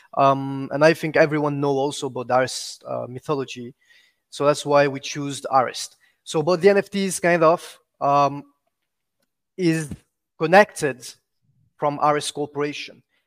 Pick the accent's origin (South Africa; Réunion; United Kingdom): Réunion; first language French; English is a second language; now in Dubai, United Arab Emirates; I was born and raised in Rayonion Island, so which is my, my, my, my language is, is French, actually.